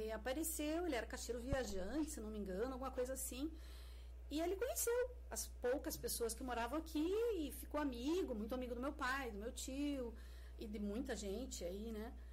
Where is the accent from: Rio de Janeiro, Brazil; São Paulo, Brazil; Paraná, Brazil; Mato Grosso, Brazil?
Paraná, Brazil; Fazenda Rio Grande; moved away as an adult; now in Curitiba, Brazil; Então, eu nasci aqui, é, nasci em Curitiba, porque em Fazenda Rio Grande não existia hospital, né? Então, nasci na forma de nascimento mesmo. Nasci em São, no Hospital São Vicente, Curitiba, mas já vim para cá, né?